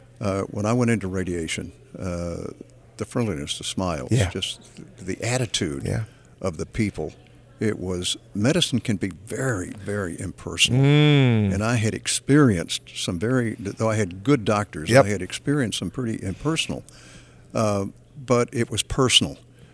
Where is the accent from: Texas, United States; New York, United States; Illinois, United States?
Texas, United States; I'm a Texan.